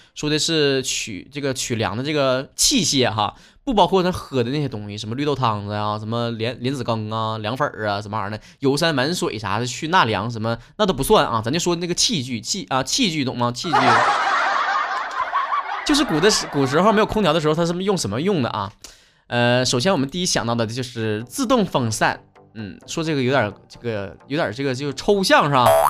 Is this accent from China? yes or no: yes; Northeast China, China; 像我们东北这边儿，其实夏天也挺热的